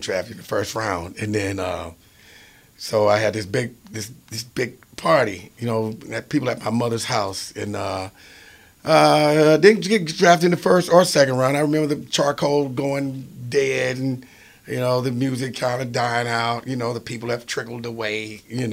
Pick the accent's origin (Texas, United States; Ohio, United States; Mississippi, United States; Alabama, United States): Mississippi, United States; Philadelphia; my hometown of Philadelphia, Mississippi